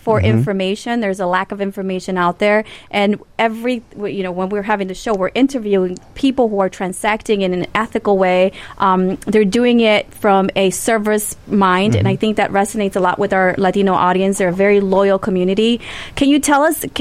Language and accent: English; Honduras; English is a second language; now in United States; I'm Honduran.